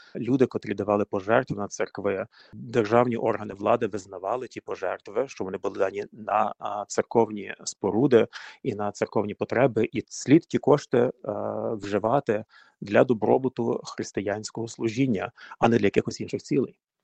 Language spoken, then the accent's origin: Ukrainian; Buchach, Ternopil Oblast, Ukraine; also born or lived in Ivano-Frankivsk; now in United States; Я е, родом з України родився ще в радянські часи, звісно, е, в Івано-Франківську. А тоді батьків е, направили на роботу на Тернопільщину в містечко Бучач, Тернопільська область